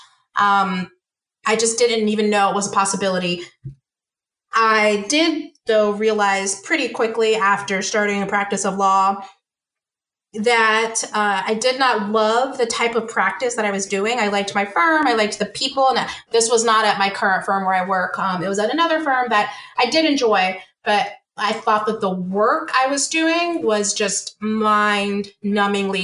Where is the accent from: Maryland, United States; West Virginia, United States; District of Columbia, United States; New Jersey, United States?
District of Columbia, United States; Washington; moved away as an adult; also born or lived in the South; I moved back home. So I moved from the South to the DC area.